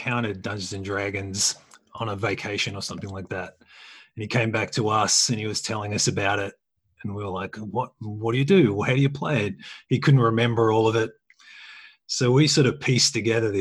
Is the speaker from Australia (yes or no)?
yes; Australia; I'm an Australian